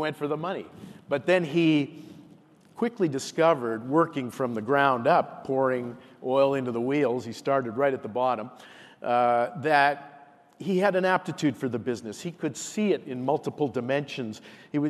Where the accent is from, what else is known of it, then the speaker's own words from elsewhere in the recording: Nova Scotia, Canada; moved away; also born or lived in Toronto; I'm a kid from Nova Scotia